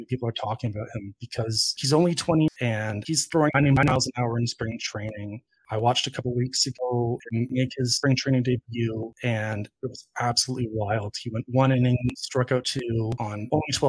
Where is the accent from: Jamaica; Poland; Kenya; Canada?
Canada; as a Canadian and Toronto Blue Jays fan